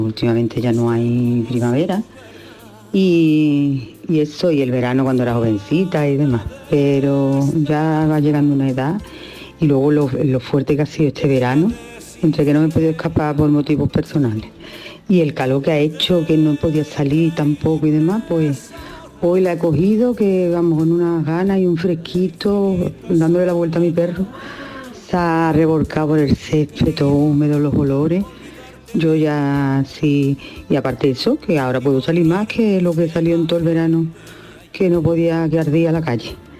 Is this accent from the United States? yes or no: no; Seville, Andalusia, Spain; aquí en Sevilla, soy de Sevilla